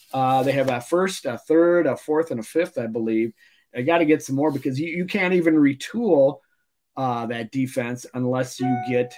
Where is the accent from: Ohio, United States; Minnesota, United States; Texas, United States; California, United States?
Minnesota, United States; Mankato; I'm from Mankato.